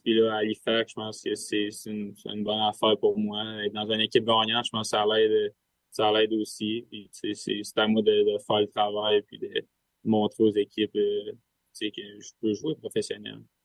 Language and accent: French; Sherbrooke, Quebec, Canada; On vient les deux de Sherbrooke, on s'entraîne ensemble